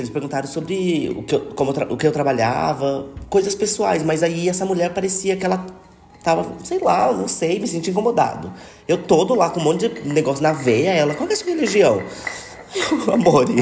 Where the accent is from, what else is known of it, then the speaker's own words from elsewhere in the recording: Taubaté, São Paulo, Brazil; sou de Tabaté